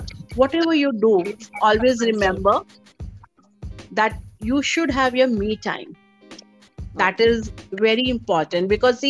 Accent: North India, India; English is a second language; So, but as I'm from North India, so, I love to dress up.

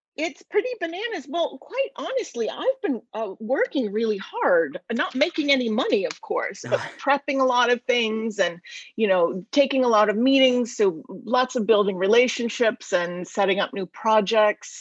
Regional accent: United States; I grew up right outside of Washington DC

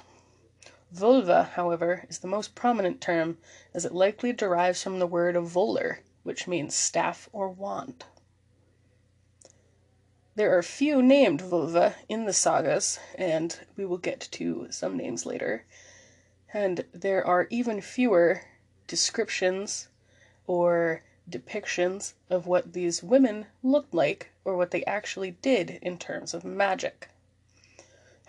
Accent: Maine, United States; my home state of Maine

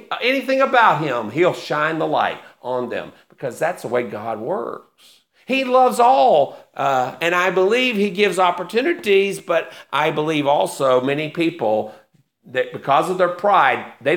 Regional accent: United States; I am very pro-American. I'm very patriotic for my country

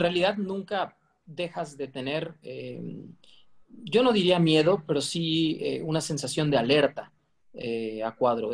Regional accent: Cancún, Quintana Roo, Mexico; now in Mexico City, Mexico; en la península de Yucatán donde crecí, bueno, en Cancún

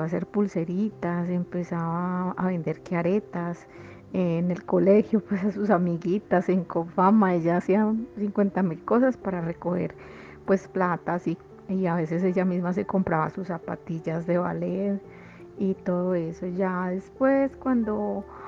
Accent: Pereira, Risaralda, Colombia; moved away as an adult; now in Medellín, Colombia; yo soy de Pereira, pero pues vine aquí a Antioquia eh, cuando terminé mi carrera

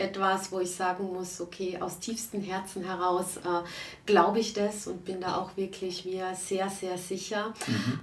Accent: Klagenfurt, Carinthia, Austria; moved away as an adult; also born or lived in Frankfurt; grundsätzlich bin ich aus Klagenfurt

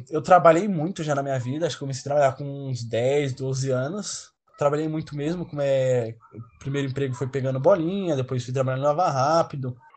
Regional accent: Santo André, São Paulo, Brazil; also born or lived in Curitiba / Mogi das Cruzes; Eu nasci aqui em Santo André mesmo, porém é, eu passei a minha parte da infância em Curitiba

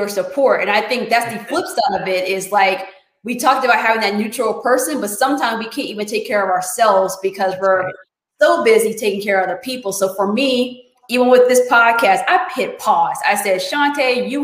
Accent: United States; I was born in America

